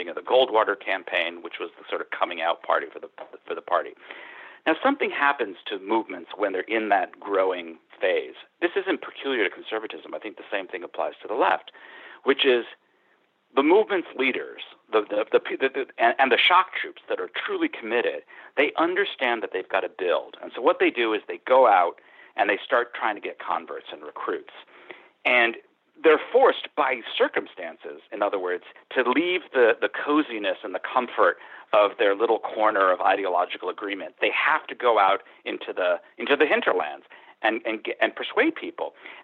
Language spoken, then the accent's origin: English; New York, United States; I grew up in New York State.